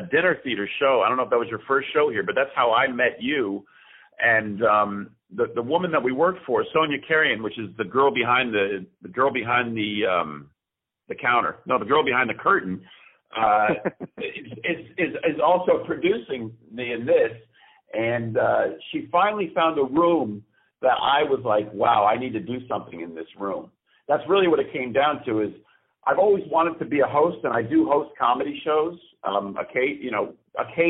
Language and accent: English; Greenwich, Connecticut, United States; moved away as an adult; now in New York, United States; I am originally from Greenwich, Connecticut, which is a stone's throw from New York.